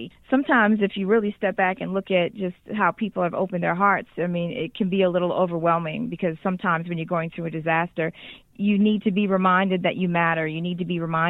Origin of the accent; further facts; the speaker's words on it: Boston, Massachusetts, United States; now in Houston, United States; I'm from Boston originally